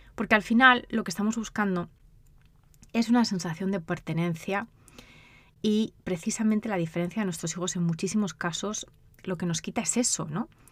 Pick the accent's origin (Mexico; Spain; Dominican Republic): Spain; moved away as an adult; also born or lived in United Kingdom; now in United States; de España, de donde soy yo